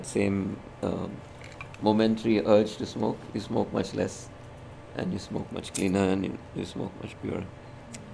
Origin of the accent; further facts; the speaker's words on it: India; moved away; I'm Indian